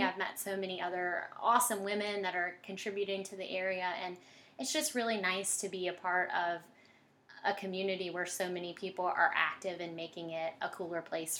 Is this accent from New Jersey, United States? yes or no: no; Hampton, Virginia, United States; also born or lived in Newport News; I was born in Newport News and raised in Hampton. We moved around a lot. So I went to 16 different schools. We moved up and down the East Coast.